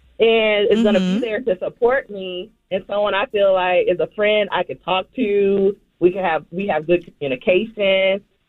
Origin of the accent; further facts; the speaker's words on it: South Carolina, United States; I'm from South Carolina. Shout out to South Carolina.